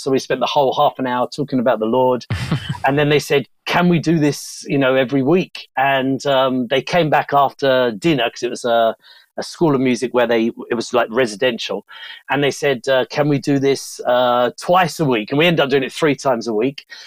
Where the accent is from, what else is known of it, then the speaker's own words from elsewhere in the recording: Bromley, London, United Kingdom; moved away; also born or lived in India; I'm from Bromley, southeast London.